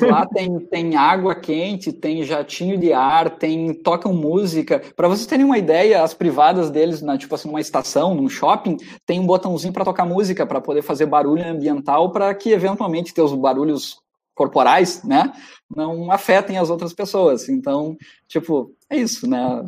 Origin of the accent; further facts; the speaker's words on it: Santo Ângelo, Rio Grande do Sul, Brazil; minha terra, lá em Santo Ângelo